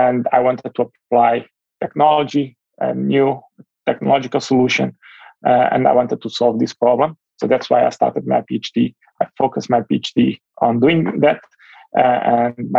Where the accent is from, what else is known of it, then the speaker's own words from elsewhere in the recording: Portugal; moved away as an adult; now in United States; I'm originally from Europe